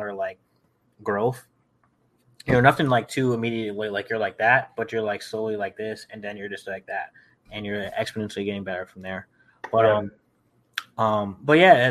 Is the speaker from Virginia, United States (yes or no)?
yes; Virginia, United States; I'm from Virginia, top 15 wrestling state